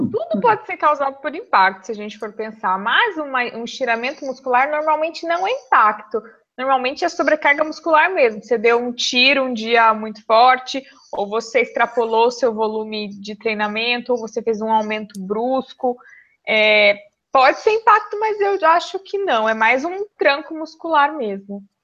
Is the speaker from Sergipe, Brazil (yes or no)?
no; Assis, São Paulo, Brazil; É perto de Assis, onde eu